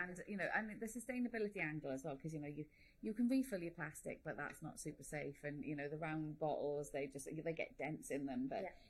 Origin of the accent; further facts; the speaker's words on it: Welsh, Wales, United Kingdom; being Welsh